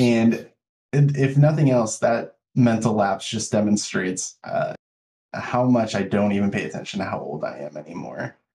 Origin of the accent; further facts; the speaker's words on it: United States; as an American culture